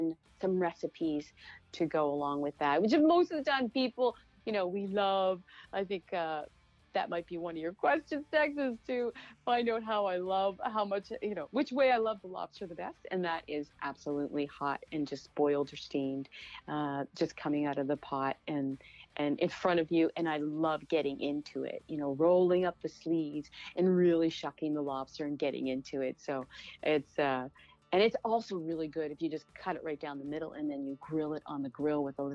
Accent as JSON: {"language": "English", "region": "Atlantic Canada", "country": "Canada", "tie": "born or raised there", "moved": "as an adult", "lives_now": "New York City, United States", "said": "I was brought up in Atlantic Canada"}